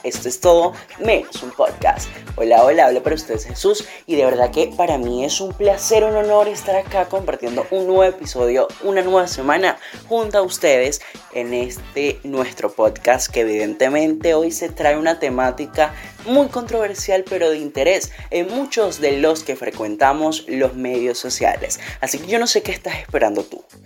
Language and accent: Spanish; Venezuela; mi país natal, Venezuela